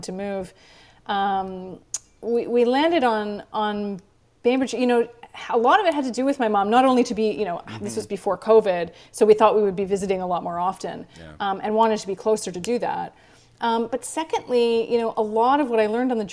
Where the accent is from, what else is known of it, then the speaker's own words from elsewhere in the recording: Vancouver, British Columbia, Canada; moved away; I grew up in Vancouver, Canada